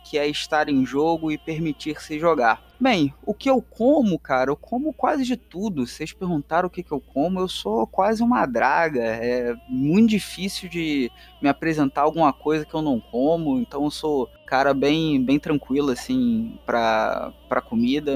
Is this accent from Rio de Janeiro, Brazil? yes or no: yes; Rio de Janeiro, Brazil; accent: carioca; Eu sou um carioca, é, negro, suburbano, periférico da Zona Norte, aqui no Complexo do Alemão, no Rio de Janeiro